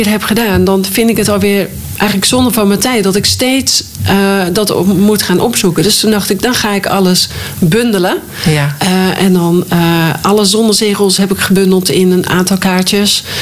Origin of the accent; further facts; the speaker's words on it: Hoorn, North Holland, Netherlands; now in Drenthe, Netherlands; Wij zijn van Noord-Holland, van Horen, verhuisd naar eh, Drenthe. En in eerste instantie wonen we in Drenthe. Dus we hebben, en wij kenden echt niemand daar. We hebben geen roots daar.